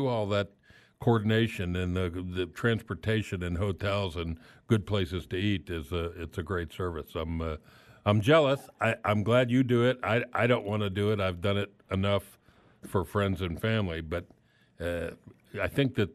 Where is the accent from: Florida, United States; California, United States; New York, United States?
Florida, United States; Miami; now in Wichita, United States; I'm from Miami, and I miss it.